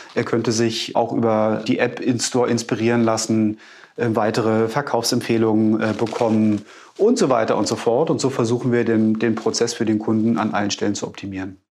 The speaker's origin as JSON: {"language": "German", "region": "Berlin", "country": "Germany", "tie": "born or raised there", "said": "Ich bin gebürtiger Berliner"}